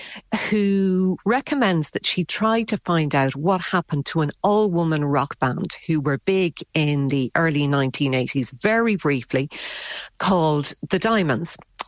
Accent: Shannon, Munster, Ireland; I was thinking of, I suppose in many ways, the sort of young women I grew up with in Shannon.

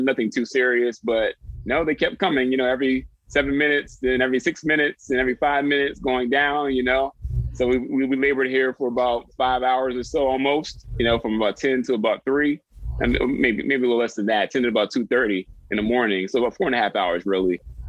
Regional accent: Delaware, United States; moved away as an adult; now in Washington, D.C., United States; I am 33 years old, born and raised in Delaware, came to college here in D.C., went to Howard University.

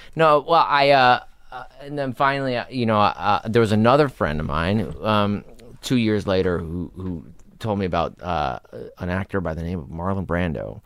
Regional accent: Los Angeles, California, United States; I was born in Hollywood, raised in North Hollywood

